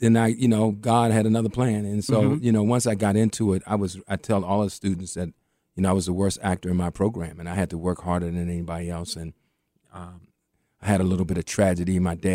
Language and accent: English; New York, United States; And the man said, where are you from? I said, I'm from New York.